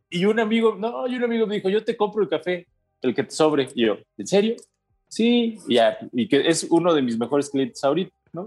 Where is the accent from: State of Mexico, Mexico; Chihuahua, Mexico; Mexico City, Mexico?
State of Mexico, Mexico; Toluca; yo soy de Toluca